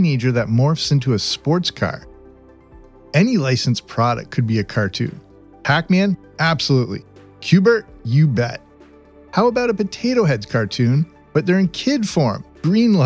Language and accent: English; Canada; I grew up in Canada